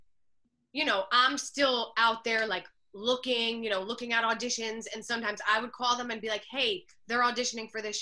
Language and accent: English; New Jersey, United States; I'm really from New Jersey.